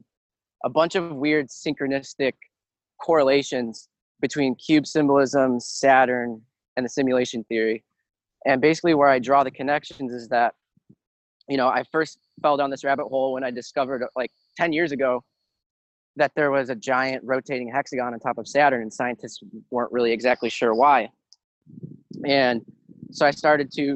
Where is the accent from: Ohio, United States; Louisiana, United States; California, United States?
Ohio, United States; I live in Ohio